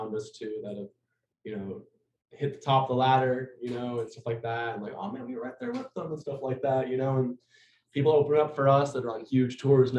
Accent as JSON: {"language": "English", "region": "Florida", "country": "United States", "said": "we're from Florida"}